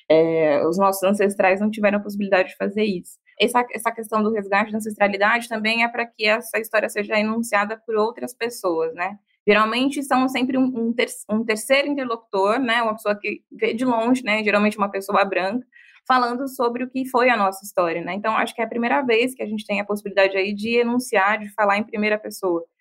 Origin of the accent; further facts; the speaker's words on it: Bahia, Brazil; sou baiana, sou mulher preta.